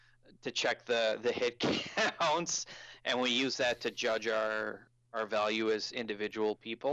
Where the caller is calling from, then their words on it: Halifax, Nova Scotia, Canada; I come in via Skype from Halifax.